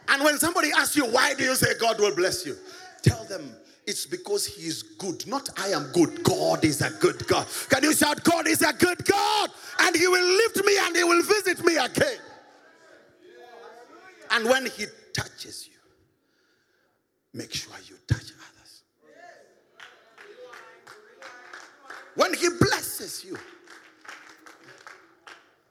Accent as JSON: {"language": "English", "region": "Nairobi", "country": "Kenya", "said": "I came from Eastlands. Yeah, came from Eastlands"}